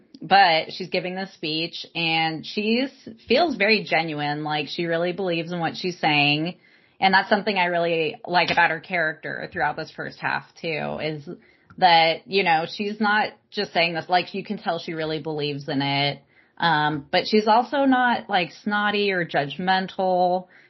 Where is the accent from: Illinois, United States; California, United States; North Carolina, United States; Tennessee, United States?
California, United States; Palm Springs; I grew up in Palm Springs, California. Everyone I grew up with was gay